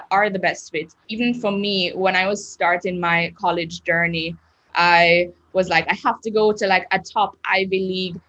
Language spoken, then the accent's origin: English; Jamaica; also born or lived in Maine; I was the only person from Jamaica